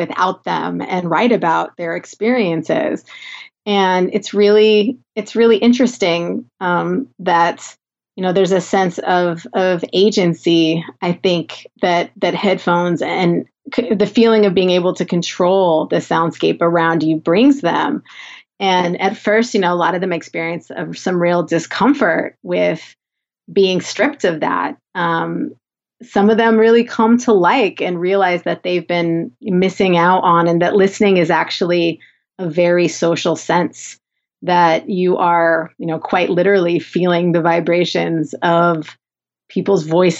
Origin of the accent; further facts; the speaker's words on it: Southern California, United States; accent: Valley girl; I'm from Southern California